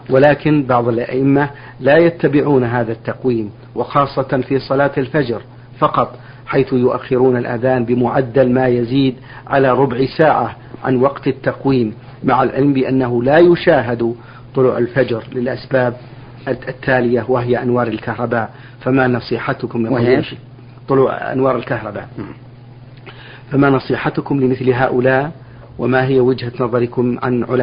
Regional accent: Saudi Arabia; عندنا في السعودية

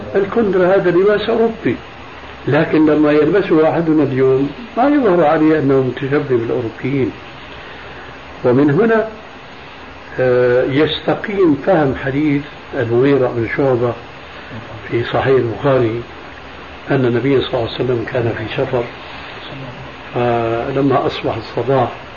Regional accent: Syria; عندنا بالشام

